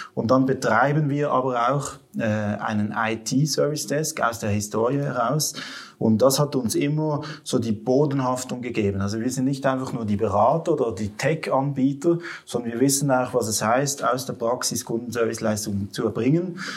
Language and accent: German; Western Switzerland, Romandy, Switzerland; also born or lived in Basel area; now in Basel, Switzerland; ursprünglich bin ich aus der Westschweiz